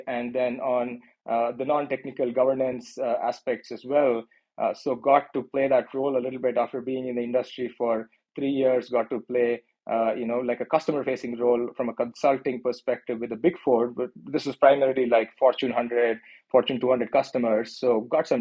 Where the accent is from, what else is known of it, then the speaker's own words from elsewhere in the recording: Mangalore, Karnataka, India; moved away as an adult; now in Silicon Valley, United States; I was born and raised in a small town, a coastal beach town called Mangalore, which is around 200 miles south of Bangalore